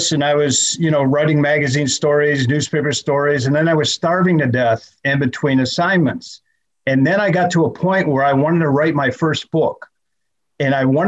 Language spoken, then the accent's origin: English; Cleveland, Ohio, United States; moved away; when I was a little boy growing up in Cleveland, Ohio